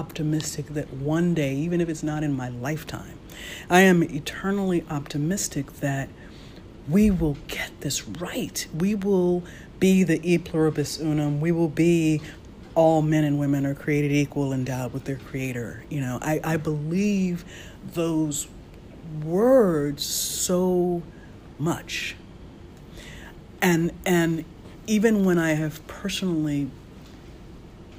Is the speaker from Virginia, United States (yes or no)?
yes; Virginia, United States; growing up in Virginia